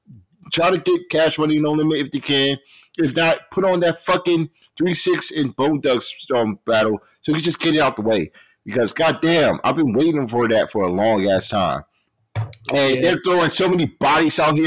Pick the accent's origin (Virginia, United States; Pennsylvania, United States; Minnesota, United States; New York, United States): Virginia, United States; Richmond; I grew up in Richmond my whole life